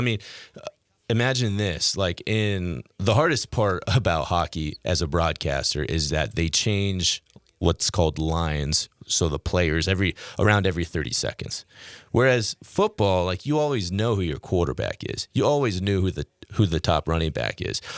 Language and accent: English; Key Center, Washington, United States; moved away as an adult; also born or lived in Moorhead, Minnesota / Fargo, North Dakota; I'm from a town of 90 people called Key Center, Washington. It's an hour's uh, south of Seattle